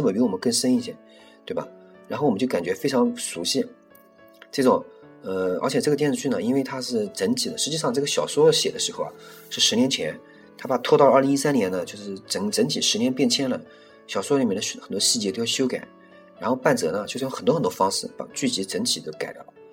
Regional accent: China; 大陆我们中国人

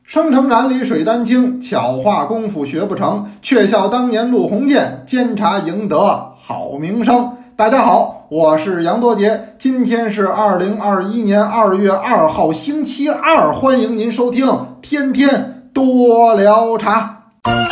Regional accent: Beijing, China; accent: Beijing dialect; 那完全是北京话

